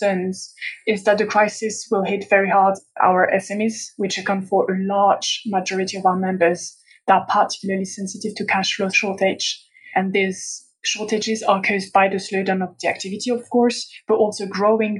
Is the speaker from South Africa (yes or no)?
no; France; moved away as an adult; now in Brussels, Belgium; I come from France, but I've been working in Brussels for the past 4 years